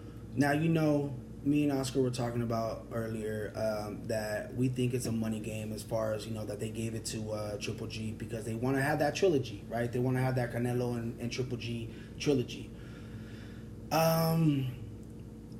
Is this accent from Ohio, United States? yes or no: no; the Bay Area, California, United States; I'm from the Bay